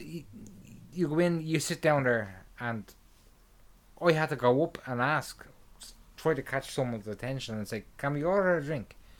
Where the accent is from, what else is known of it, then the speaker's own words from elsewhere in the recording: Ireland; I'm Irish